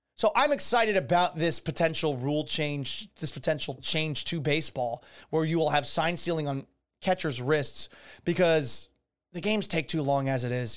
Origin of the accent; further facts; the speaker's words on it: Boston, Massachusetts, United States; also born or lived in Tampa Bay area, Florida; now in Tampa Bay, United States; when I was growing up in Boston.